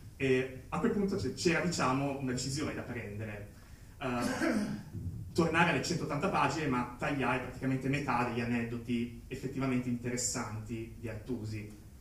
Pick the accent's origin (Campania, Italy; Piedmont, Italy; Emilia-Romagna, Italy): Emilia-Romagna, Italy; Cesenatico; io vengo innanzitutto dall'Emilia Romagna, più precisamente dalla Romagna, più precisamente ancora da Cesenatico